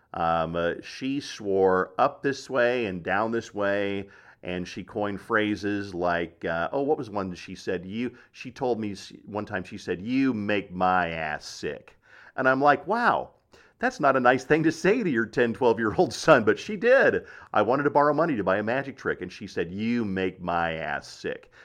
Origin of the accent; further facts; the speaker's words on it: Black Forest, Colorado, United States; I'm a kid from Black Forest, Colorado, who growing up traveled in a Volkswagen